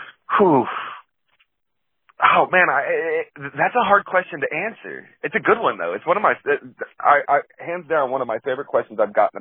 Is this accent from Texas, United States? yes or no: yes; Dallas, Texas, United States; I'm from the Dallas area.